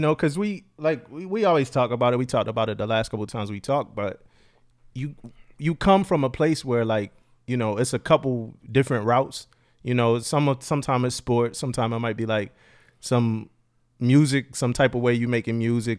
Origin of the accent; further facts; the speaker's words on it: Philadelphia, Pennsylvania, United States; moved away as an adult; also born or lived in Florida; I came in from Philly.